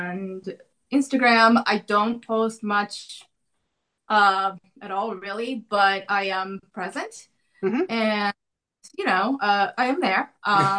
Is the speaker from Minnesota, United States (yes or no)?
yes; Minnesota, United States; moved away as an adult; also born or lived in Tokyo, Japan / New Jersey; now in Pacific Northwest, United States; I grew up in Tokyo, Japan. I was born there. I lived there until I was 9, and then I moved to Minnesota.